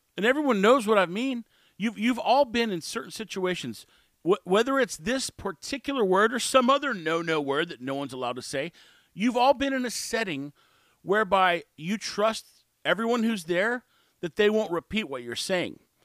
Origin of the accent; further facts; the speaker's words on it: Texas, United States; I'm from Texas. I've lived all my life except for two years inside Texas